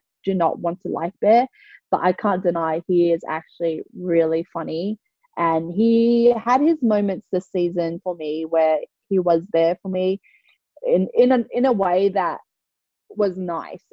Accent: Sydney, New South Wales, Australia; moved away as an adult; now in Kansas, United States; I'm from Sydney

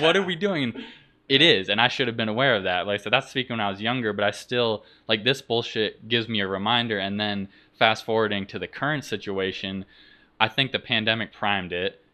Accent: Vermont, United States; moved away; I'm from Vermont originally in New England

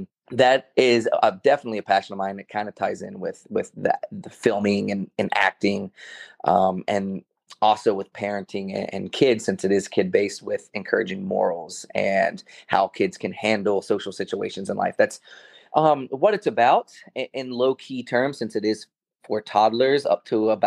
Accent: North Carolina, United States; moved away as an adult; also born or lived in Baltimore, Maryland / Los Angeles; So I grew up in North Carolina. I was born in Baltimore, but very early on, we moved to North Carolina, and there we stayed

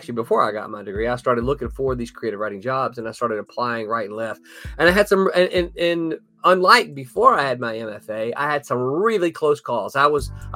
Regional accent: the South, United States; I am from the South

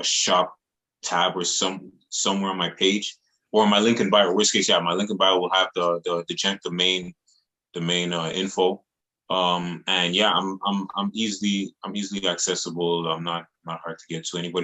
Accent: Montreal, Quebec, Canada; I'm born and raised in Montreal

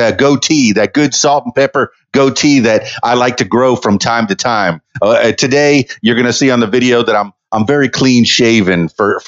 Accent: Miami, Florida, United States; moved away; I'm from Miami, Florida, the melting pot

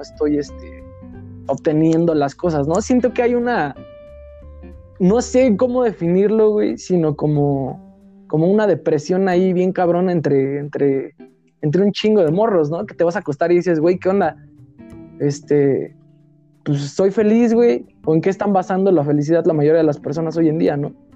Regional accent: Mexico; como buen mexicano

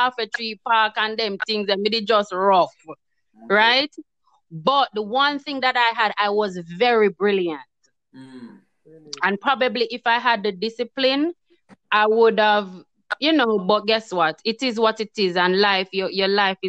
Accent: Kingston, Jamaica; moved away as an adult; now in United States; growing up in Jamaica in the ghetto, it was very rough

